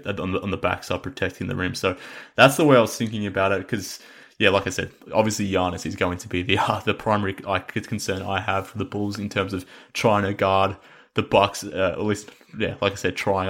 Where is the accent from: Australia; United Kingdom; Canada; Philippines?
Australia; we're both Australian